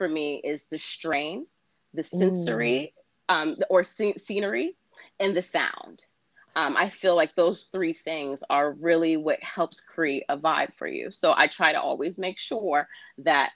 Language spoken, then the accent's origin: English; New York City, New York, United States; I'm a New York City native. Me too. Born and raised in Queens.